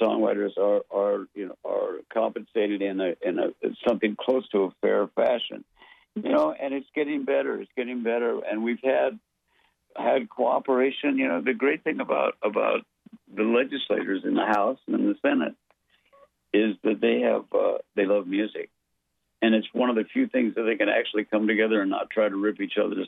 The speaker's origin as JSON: {"language": "English", "country": "United States", "said": "I'm an American songwriter"}